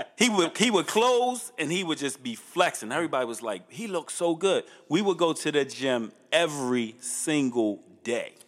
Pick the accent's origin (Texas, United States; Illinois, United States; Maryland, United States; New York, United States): Maryland, United States; Baltimore; I grew up in Northeast on Tivoli and Chilton